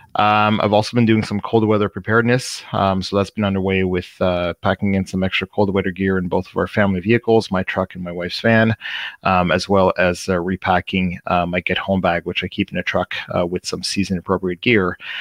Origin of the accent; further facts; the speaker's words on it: Canada's East Coast, Canada; I'm um, from Canada's East Coast